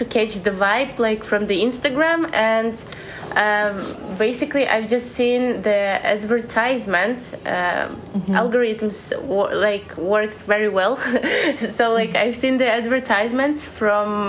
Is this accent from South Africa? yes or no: no; Belarus; also born or lived in Eskişehir, Turkey; now in Poland; I'm from Belarus